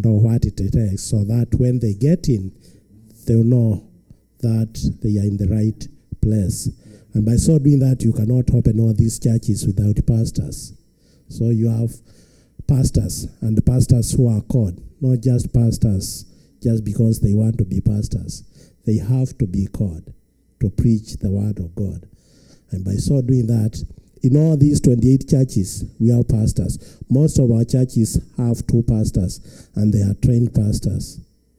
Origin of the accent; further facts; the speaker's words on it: Kenya; from Kenya.